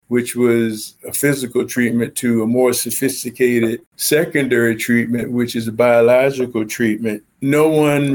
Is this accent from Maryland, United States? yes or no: yes; Cambridge, Maryland, United States; I was born in Cambridge, Maryland. I'm from the Eastern Shore